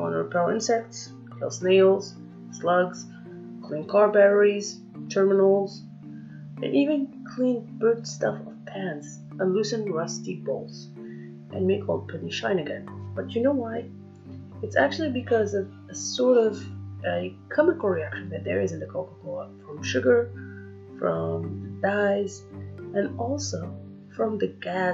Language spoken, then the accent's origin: English; Algeria; English is a second language; I'm not an American. For those of you who say that, I'm not. I'm fluffy Algerian